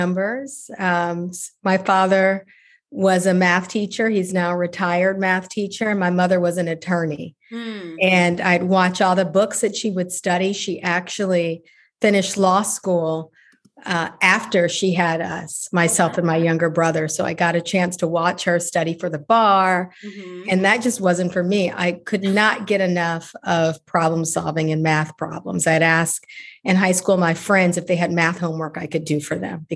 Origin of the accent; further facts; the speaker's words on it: Chicago, Illinois, United States; moved away; I'm from Chicago originally, and I'm such a big city person